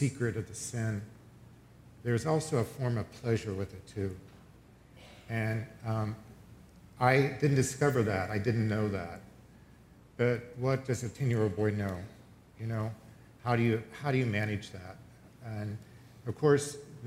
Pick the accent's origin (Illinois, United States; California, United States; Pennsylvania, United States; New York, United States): Pennsylvania, United States; I grew up in Pennsylvania on a dairy farm